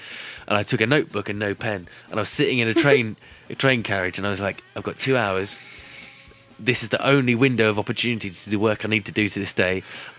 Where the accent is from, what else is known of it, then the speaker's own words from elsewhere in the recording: Florida, United States; accent: Southern American; So, yeah. I take back Florida. My Southern American accent.